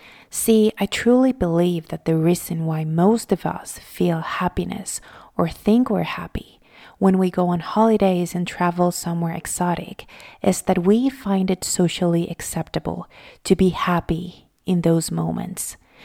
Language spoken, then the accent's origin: English; Venezuela; English is a second language; I'm originally from Venezuela, if you don't know.